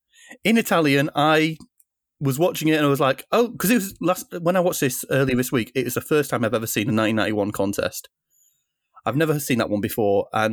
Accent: United Kingdom; a Eurovision fanatic from the UK.

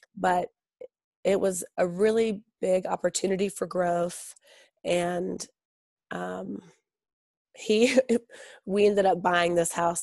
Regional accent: the South, United States; also born or lived in Mississippi / Orange County, California / San Francisco; now in Georgia, United States; I'm from the South and I live in Georgia now.

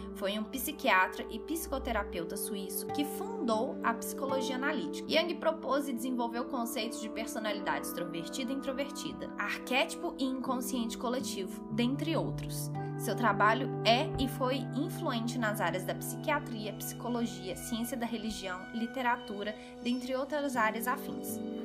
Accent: Belo Horizonte, Minas Gerais, Brazil; sou mineira de BH

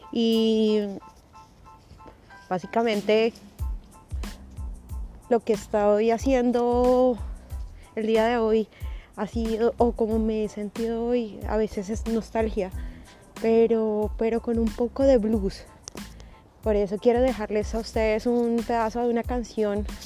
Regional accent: Colombia; now in Canada; inmigrante ah, en Canadá, colombiana

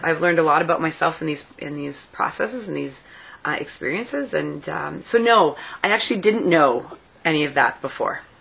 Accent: Elliot Lake, Ontario, Canada; I grew up in Elliott Lake, so I went to the high school called ELSS.

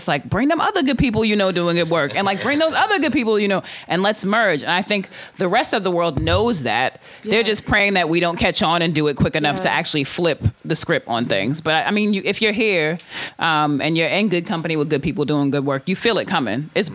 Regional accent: New York, United States; now in Oakland, United States; I'm from New York originally

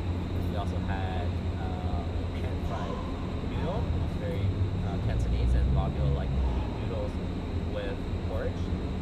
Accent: Oakland, California, United States; I lived in Oakland, Chinatown for, was born and raised in Oakland. I lived here for almost 10 years, all the way up until the end of elementary school.

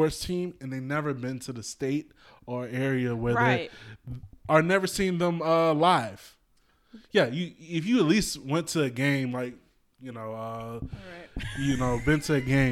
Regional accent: Atlanta, Georgia, United States; I was growing up in Atlanta

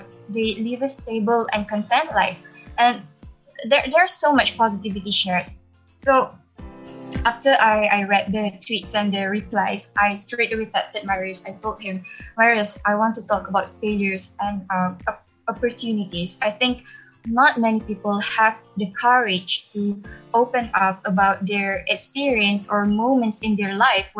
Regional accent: Penang, Malaysia; I'm from Penang, Malaysia

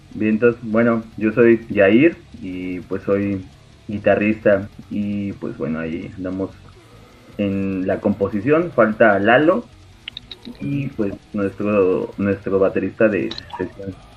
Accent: Tepeji del Río, Hidalgo, Mexico; de aquí de donde somos, de Tepejim

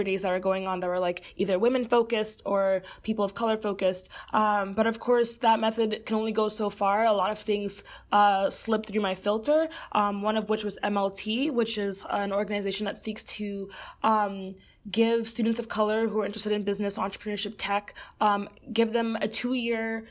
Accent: Fort Lauderdale, Florida, United States; moved away as an adult; also born or lived in New York City; now in Chicago, United States; Originally, I am from Fort Lauderdale, Florida, which is where I grew up.

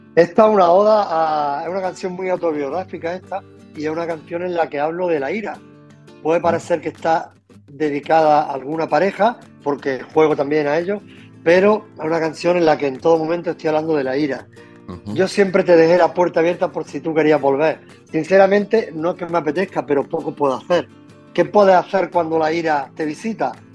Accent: Loja, Andalusia, Spain; yo soy de donde soy, soy del sur de, de España, Andalucía, de Granada, de Loja, o de, de, pueblo, ¿no? de campo

